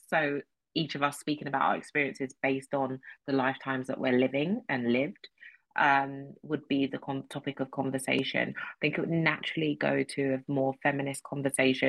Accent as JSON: {"language": "English", "country": "United Kingdom", "said": "being British, which is something that I do identify as"}